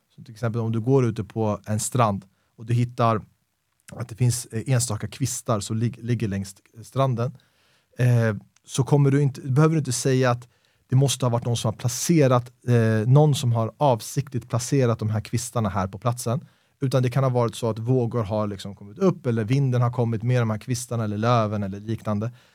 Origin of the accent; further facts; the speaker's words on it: Stockholm, Stockholm County, Sweden; väldigt svensk uppväxt, Stockholms innerstad